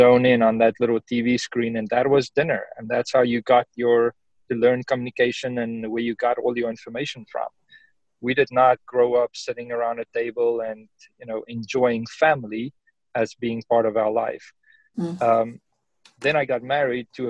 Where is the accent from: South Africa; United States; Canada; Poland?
South Africa; moved away; I'm from South Africa and my parents aren't here